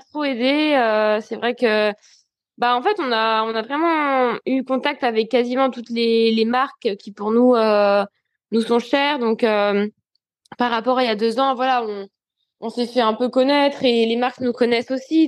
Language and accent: French; France; en tant que Français